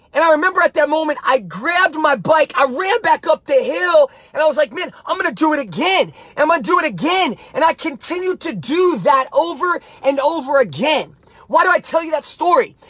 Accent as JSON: {"language": "English", "region": "New Jersey", "country": "United States", "tie": "born or raised there", "said": "I was a young kid growing up in Jersey"}